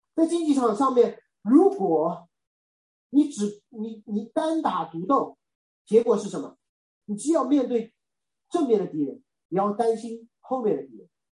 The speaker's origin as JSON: {"language": "Chinese", "country": "China", "said": "我是中国人"}